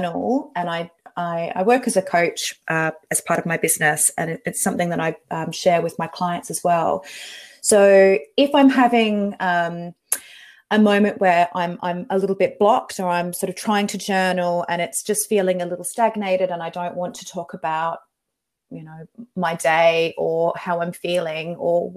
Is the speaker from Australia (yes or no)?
yes; Western Australia, Australia; also born or lived in Victoria, Australia; I grew up in Western Australia, but I was originally from the East Coast in Victoria